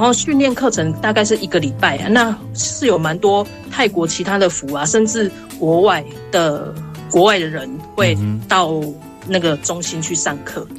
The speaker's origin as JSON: {"language": "Chinese", "region": "Tainan", "country": "Taiwan", "tie": "born or raised there", "also_born_or_lived": "Jiali, Tainan", "said": "所以我算是在 台南市区出生长大的"}